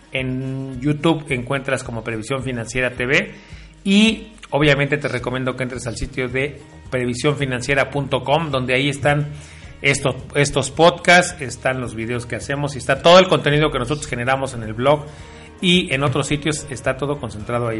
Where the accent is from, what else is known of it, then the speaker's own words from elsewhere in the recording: Mexico; nosotros como mexicanos